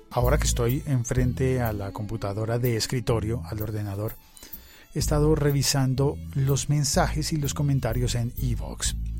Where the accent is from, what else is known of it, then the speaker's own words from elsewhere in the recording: Bogotá, Colombia; de mi ciudad, que me habla en mi dialecto